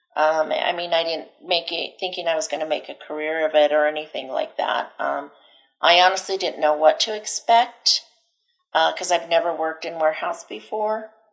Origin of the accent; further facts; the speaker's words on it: Delta, Colorado, United States; also born or lived in Denver, Colorado; I was born and raised here in Colorado. Um, I was born in Delta, and right out of high school, I moved to Denver.